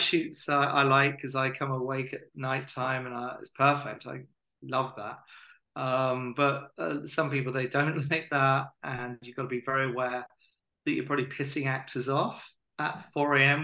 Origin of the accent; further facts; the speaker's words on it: Hastings, South East England, United Kingdom; we're both from Hastings and we both went to Bexhill College as well.